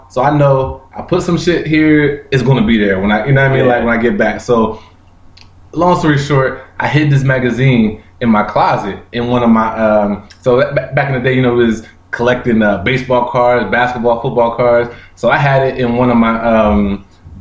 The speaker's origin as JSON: {"language": "English", "town": "Pennsauken", "region": "New Jersey", "country": "United States", "tie": "born or raised there", "also_born_or_lived": "Camden, New Jersey", "said": "We grew up in Pensauken and Camden, very close to Camden."}